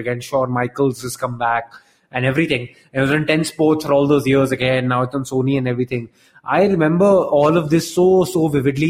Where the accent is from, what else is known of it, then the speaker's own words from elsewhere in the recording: Delhi, India; growing up in Delhi as a kid